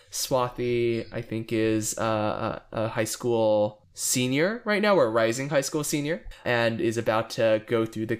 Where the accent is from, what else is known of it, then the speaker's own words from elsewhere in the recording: Dallas, Texas, United States; I'm from Dallas.